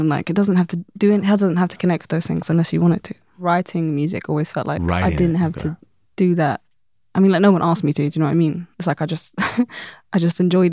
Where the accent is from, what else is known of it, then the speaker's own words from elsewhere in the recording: London, United Kingdom; growing up in London